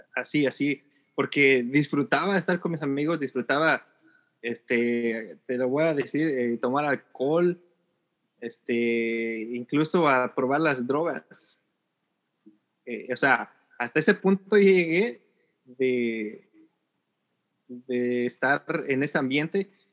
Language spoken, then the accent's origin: Spanish; Ciudad Nezahualcóyotl, State of Mexico, Mexico; moved away as an adult; now in California, United States; yo soy de la Ciudad de México, nací en la, en la, Ciudad eh, de México, específicamente en Nesa, en esa York, esa Nezahualodo